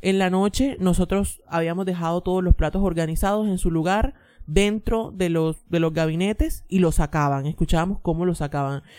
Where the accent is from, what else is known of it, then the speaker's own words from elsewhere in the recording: Colombia; now in New York, United States; soy colombiana pero vivo en Nueva York.